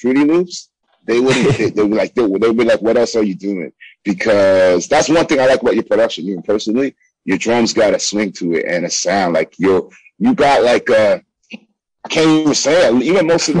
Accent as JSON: {"language": "English", "town": "Toronto", "region": "Ontario", "country": "Canada"}